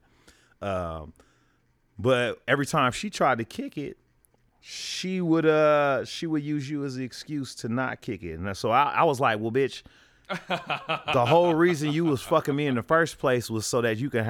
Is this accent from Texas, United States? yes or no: no; Oakland, California, United States; I'm from Oakland